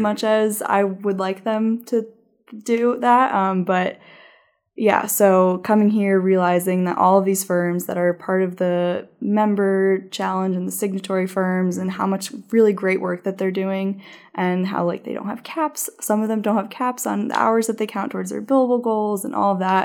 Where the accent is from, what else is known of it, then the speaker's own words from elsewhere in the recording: New Jersey, United States; moved away as an adult; also born or lived in Massachusetts / Washington, D.C.; I grew up in New Jersey